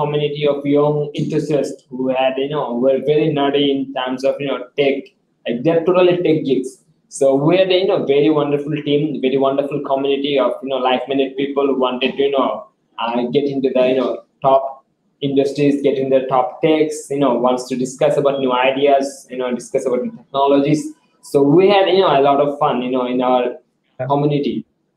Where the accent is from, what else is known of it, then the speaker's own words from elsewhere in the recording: Bangladesh; I was the leader from Bangladesh